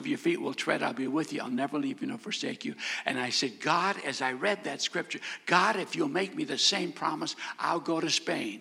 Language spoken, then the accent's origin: English; North Dakota, United States; I was born and raised in North Dakota in a godly home.